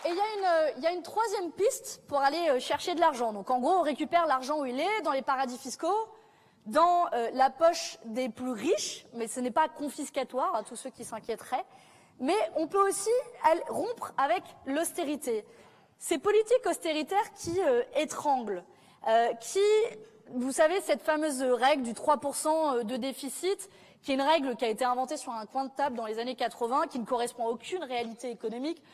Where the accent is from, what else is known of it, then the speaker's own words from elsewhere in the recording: south of France, France; moi je viens du sud de la France